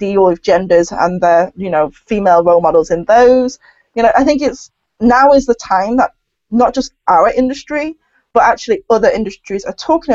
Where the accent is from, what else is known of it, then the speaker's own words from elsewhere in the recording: United Kingdom; a British-born Chinese